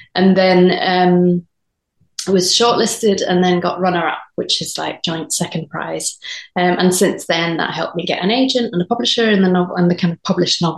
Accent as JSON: {"language": "English", "town": "Edinburgh", "region": "Scotland", "country": "United Kingdom", "also_born_or_lived": "Hastings", "moved": "yes", "said": "which is where I'm originally from. I'm from Edinburgh"}